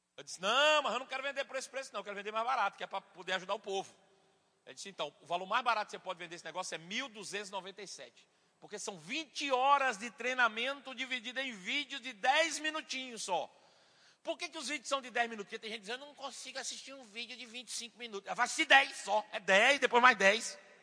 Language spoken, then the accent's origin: Portuguese; Bahia, Brazil; eu sou baiano